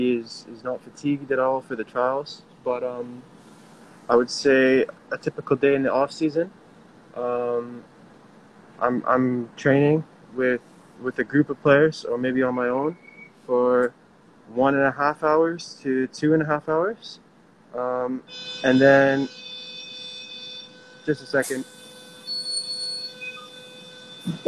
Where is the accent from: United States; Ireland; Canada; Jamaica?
Canada; I grew up in Canada